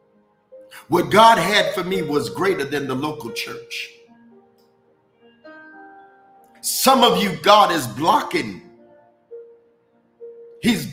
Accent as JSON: {"language": "English", "town": "Los Angeles", "region": "California", "country": "United States", "tie": "born or raised there", "also_born_or_lived": "Louisiana / Detroit", "moved": "yes", "said": "I was born in Los Angeles"}